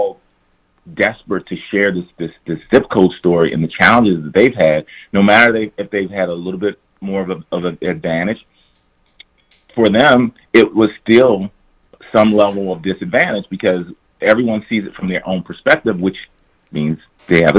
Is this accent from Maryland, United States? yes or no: yes; Prince George's County, Maryland, United States; I grew up in Prince George's County, one of the wealthiest counties, African-American counties in the nation